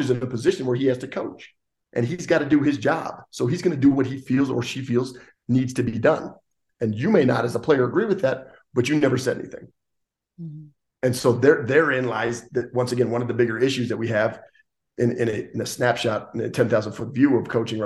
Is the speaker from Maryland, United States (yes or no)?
no; Gillette, Wyoming, United States; I'm from Gillette, Wyoming